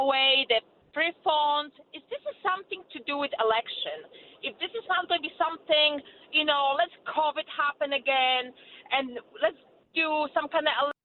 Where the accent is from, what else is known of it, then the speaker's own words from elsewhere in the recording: Poland; accent: Polish; English is a second language; now in United States; I'm from Poland